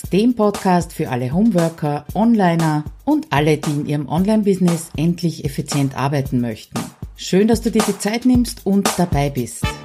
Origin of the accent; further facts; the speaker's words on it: Austria; ein paar Hindernisse, die ich dabei als Österreicherin speziell überwinden habe müssen.